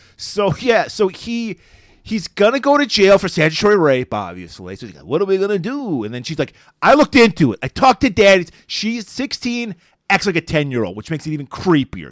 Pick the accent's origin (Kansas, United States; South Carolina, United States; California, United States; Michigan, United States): Michigan, United States; Detroit; also born or lived in Buffalo; Even though I was born in Buffalo, I, my heart is in Detroit. I, th, this is the city that shaped me.